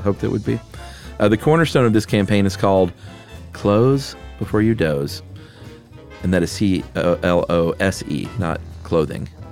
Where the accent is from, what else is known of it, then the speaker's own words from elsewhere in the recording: the South, United States; I'm from the South